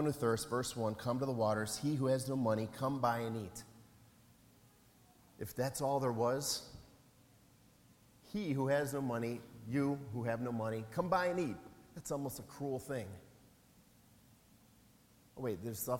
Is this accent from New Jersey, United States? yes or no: no; Wisconsin, United States; I'm from Wisconsin.